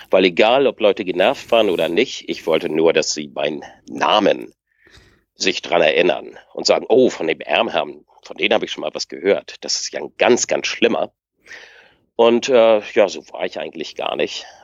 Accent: Lübeck, Schleswig-Holstein, Germany; ich komme aus Lübeck.

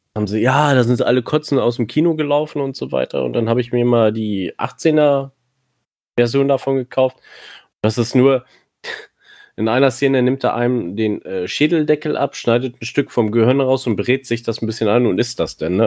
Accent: near Hanover, Lower Saxony, Germany; ich komme aus der Nähe von Hannover.

